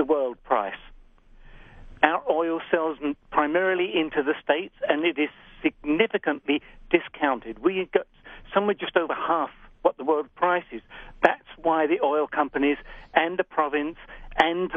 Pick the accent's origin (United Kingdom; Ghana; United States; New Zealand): United Kingdom; England; now in Canada; I come from England, as you can probably tell from my accent.